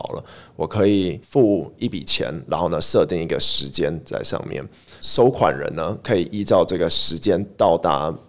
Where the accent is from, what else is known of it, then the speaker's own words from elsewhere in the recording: Taiwan; born there; also born or lived in Switzerland; 对，我在台湾出生